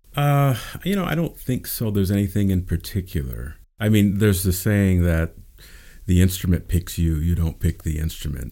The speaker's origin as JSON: {"language": "English", "town": "Pasadena", "region": "California", "country": "United States", "tie": "born or raised there", "also_born_or_lived": "Baltimore", "said": "I was born in Baltimore, and family moved out here when I was about four years old, and I grew up here in Pasadena, and have stayed in Pasadena ever since."}